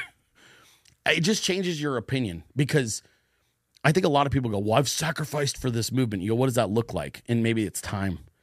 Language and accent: English; Bay Area, Northern California, United States; I grew up in California. I'm from Northern California, the Bay Area.